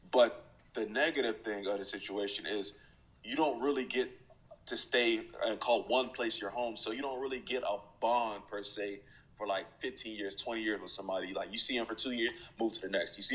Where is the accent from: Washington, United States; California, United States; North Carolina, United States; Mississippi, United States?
North Carolina, United States; Fayetteville; I can't just say I grew up in Fayetteville, North Carolina. That's why I spent most of my high school career. Um, three years in Fayetteville, North Carolina